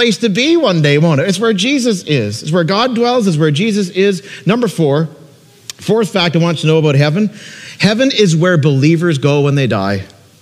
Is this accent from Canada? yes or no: yes; Peterborough, Ontario, Canada; moved away as an adult; now in Niagara, Canada; Peterborough, Ontario, my hometown